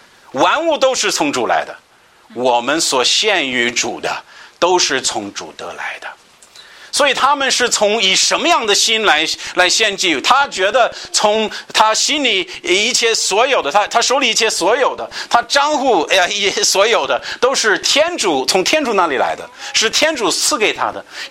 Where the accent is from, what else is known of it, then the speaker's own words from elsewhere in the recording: United States; 像我们美国人，大部分有钱人